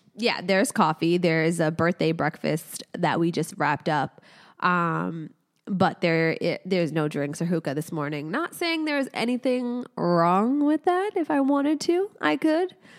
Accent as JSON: {"language": "English", "town": "Casablanca", "region": "Casablanca-Settat", "country": "Morocco", "tie": "born or raised there", "said": "I was born in Casablanca, Morocco"}